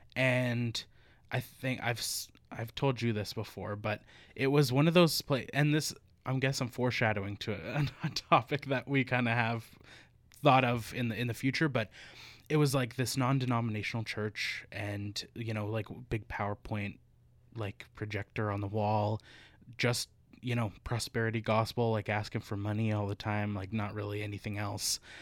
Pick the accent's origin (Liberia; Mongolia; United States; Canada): Canada; Northern Alberta; moved away; also born or lived in Victoria; in Northern Alberta